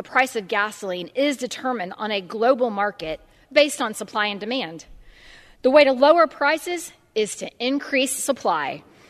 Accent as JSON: {"language": "English", "region": "Oklahoma", "country": "United States", "said": "In my home state of Oklahoma"}